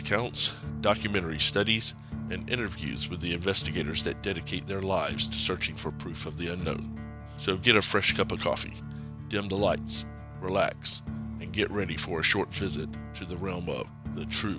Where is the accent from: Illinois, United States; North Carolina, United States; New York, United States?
North Carolina, United States; now in Cleveland, United States; have traveled back down to my home state of North Carolina, where the tea is sweet, the biscuits are yummy, and oh, the weather's kind of hot and humid